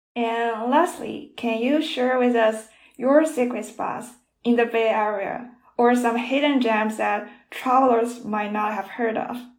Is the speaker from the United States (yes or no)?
no; Shandong, China; Shandong is my hometown